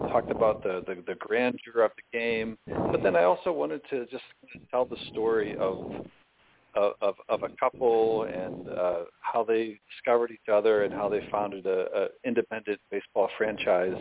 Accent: Butler, Pennsylvania, United States; Butler, Pennsylvania, which was actually my hometown

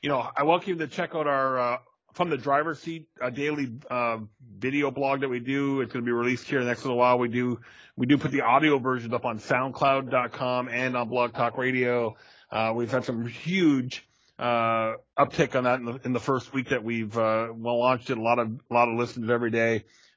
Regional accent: Buffalo, New York, United States; I'm originally from the Buffalo area

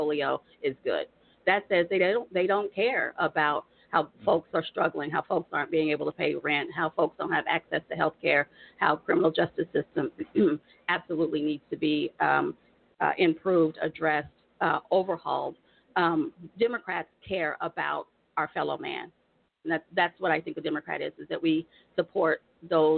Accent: Tulsa, Oklahoma, United States; also born or lived in Virginia; I was born in Virginia, but I was raised in the Oklahoma City area.

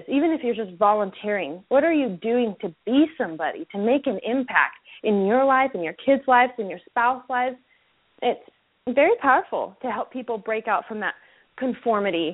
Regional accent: Utah, United States; moved away as an adult; also born or lived in California; I was born and raised in Utah, and I came back here to open up my practice

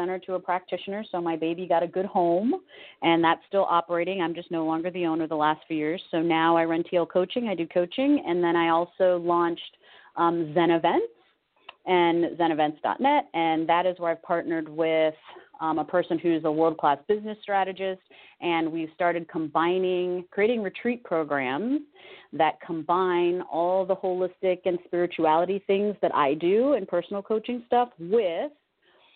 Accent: California, United States; moved away as an adult; also born or lived in Connecticut; I'm from California

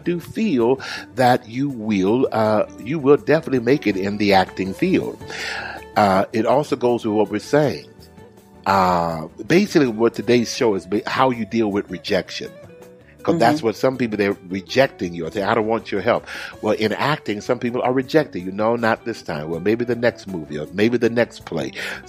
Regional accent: Houston, Texas, United States; now I'm going to where my home is, my hometown of Houston, Texas.

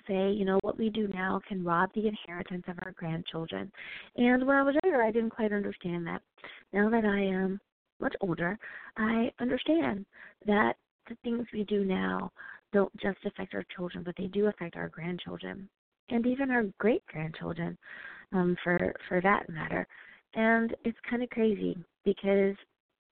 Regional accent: United States; my home country, woohoo, the United States of America

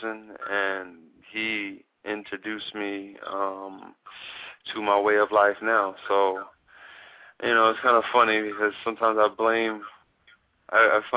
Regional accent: Baltimore, Maryland, United States; also born or lived in Atlanta, Georgia, United States; I grew up in Baltimore.

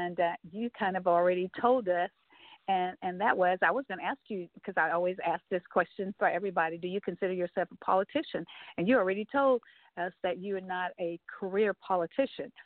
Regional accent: Texas, United States; I'm a Texan and I live in Texas right now

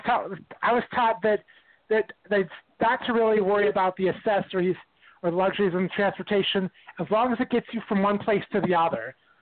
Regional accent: Racine, Wisconsin, United States; my hometown's Racine, Wisconsin.

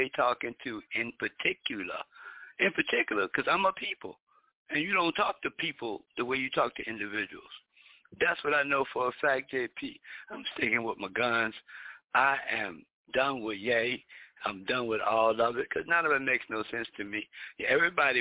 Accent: Philadelphia, Pennsylvania, United States; I'm not Jamaican, I'm from here

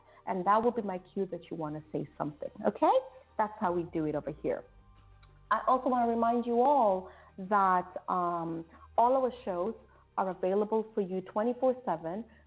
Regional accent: Kenya; my hometown, Kenya

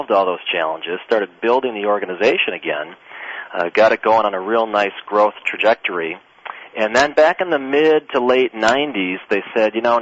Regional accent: Wisconsin, United States; now in Michigan, United States; I'm actually from Wisconsin

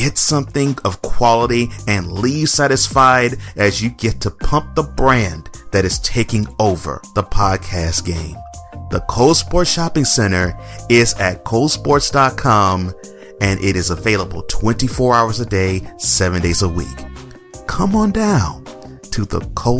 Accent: Houston, Texas, United States; moved away; my former hometown. H-Town

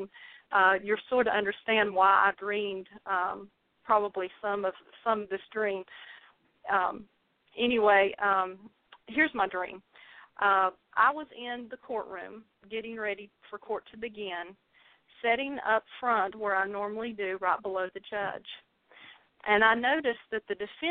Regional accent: North Carolina, United States; accent: southern drawl; excuse the southern drawl. I am from North Carolina.

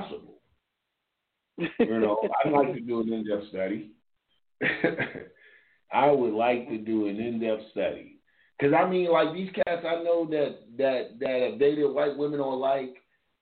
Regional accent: Louisville, Kentucky, United States; moved away; also born or lived in Georgia; I'm from Louisville, Kentucky. I grew up with white people.

